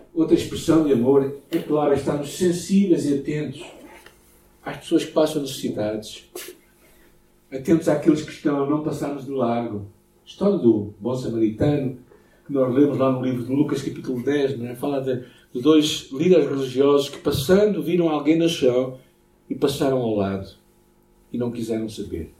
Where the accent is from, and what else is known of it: Portugal